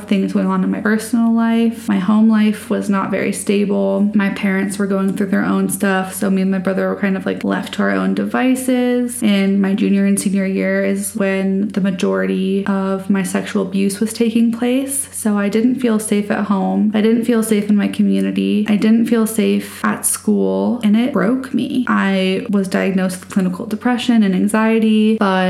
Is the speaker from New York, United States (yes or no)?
no; Colorado, United States; I grew up in Colorado